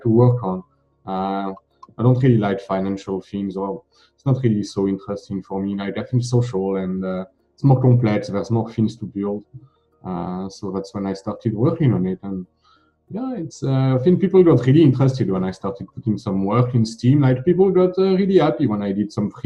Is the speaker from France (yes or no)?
yes; France; I'm from France